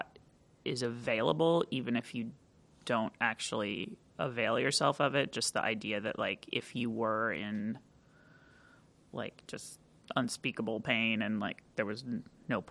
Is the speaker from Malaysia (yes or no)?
no; California, United States; also born or lived in Park Rapids, Minnesota; I grew up in California